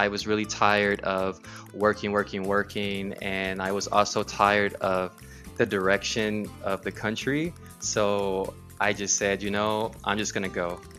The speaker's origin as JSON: {"language": "English", "town": "Los Angeles", "region": "California", "country": "United States", "also_born_or_lived": "Seattle, Washington", "moved": "as an adult", "lives_now": "Spain", "said": "I am from Los Angeles, California. And I have lived, well, when I was 19, I moved to Seattle, Washington, and I lived there for about 16 years."}